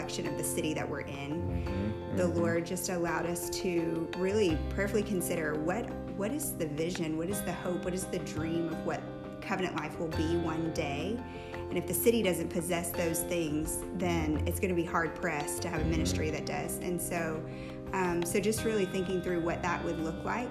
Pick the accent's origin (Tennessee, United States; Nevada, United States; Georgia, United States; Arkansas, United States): Tennessee, United States; moved away as an adult; now in Tampa, United States; We are both from Tennessee